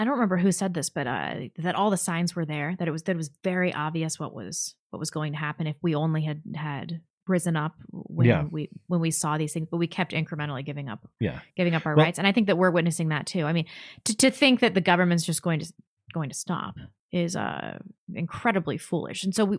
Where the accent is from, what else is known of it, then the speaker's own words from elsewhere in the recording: Canada; I'm from Canada. They're thinking about confiscating all pistols and already implemented vaccine passports and an AR-15 ban.